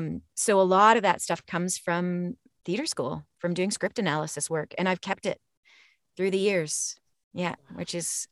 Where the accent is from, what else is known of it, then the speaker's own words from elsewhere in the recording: Canada; The hockey shirt, please. I grew up in Canada.